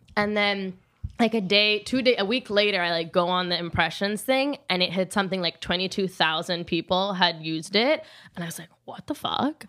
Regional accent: Rome, Lazio, Italy; moved away; also born or lived in New York; I'm from Rome 'cause that's where I grew up

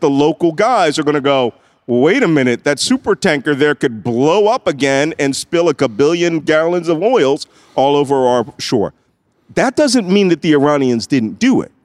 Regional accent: Philadelphia, Pennsylvania, United States; I'm from Philadelphia

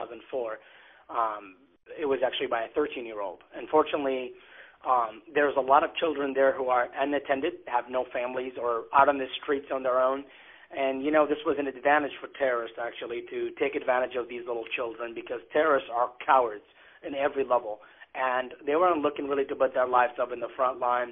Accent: Iraq; moved away as an adult; now in United States; I was born and raised in Iraq

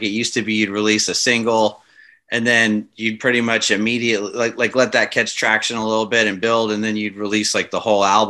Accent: Los Angeles, California, United States; also born or lived in Santa Monica / Orange County; I'm from the Los Angeles area

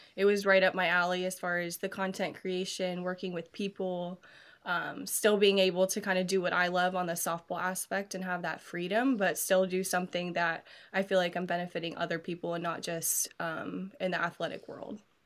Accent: United States; moved away; also born or lived in Columbus, Ohio; I grew up in Taze Valley

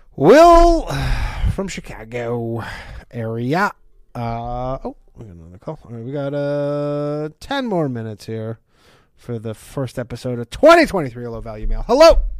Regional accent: Ontario, Canada; now in New York, United States; I'm from Canada, right? Like, I don't, I don't even have New York ID. I, I still have my Ontario driver's license

